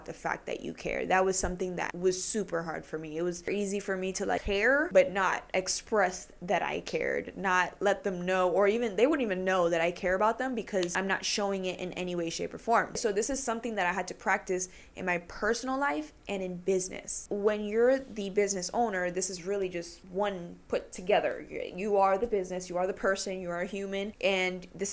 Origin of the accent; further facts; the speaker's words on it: Puerto Rico; I'm Puerto Rican